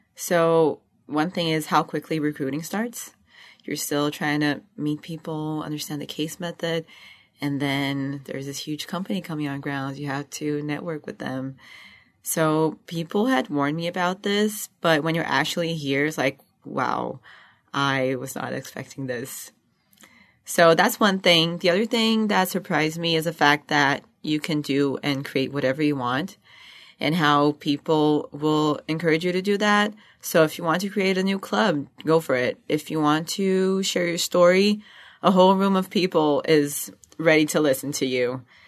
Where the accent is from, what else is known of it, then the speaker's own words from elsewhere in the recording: Rio de Janeiro, Brazil; moved away as an adult; I come from Rio de Janeiro, Brazil.